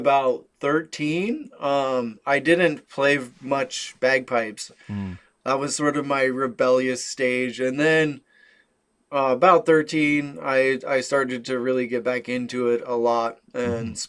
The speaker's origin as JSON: {"language": "English", "town": "Bountiful", "region": "Utah", "country": "United States", "tie": "born or raised there", "said": "I grew up in the Bountiful area"}